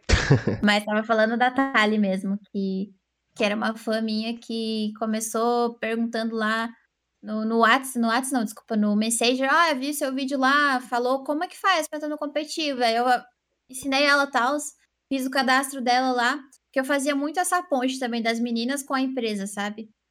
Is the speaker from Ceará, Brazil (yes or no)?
no; Santa Catarina, Brazil; eu sou de Santa Catarina